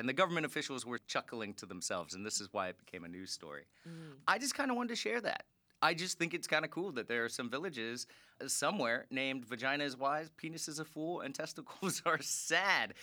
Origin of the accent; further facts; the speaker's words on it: Florida, United States; moved away; I'm from there